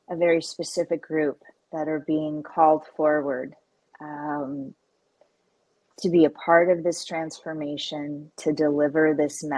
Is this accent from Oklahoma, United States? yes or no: yes; Oklahoma, United States; I grew up on a cattle ranch in a very rural part of Oklahoma.